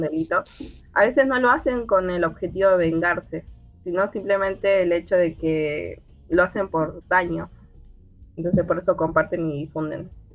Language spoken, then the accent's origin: Spanish; Jujuy, Argentina; yo soy de la provincia de Jujuy